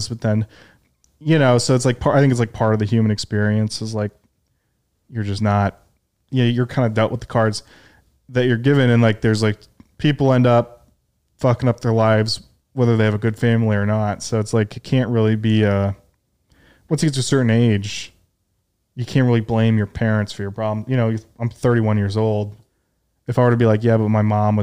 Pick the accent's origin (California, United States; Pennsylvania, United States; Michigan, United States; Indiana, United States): Michigan, United States; Detroit; now in New York, United States; I grew up in Detroit